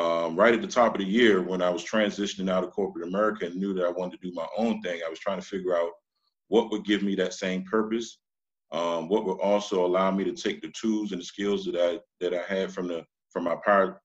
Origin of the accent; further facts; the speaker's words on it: Washington, District of Columbia, United States; I'm originally from Washington, D.C.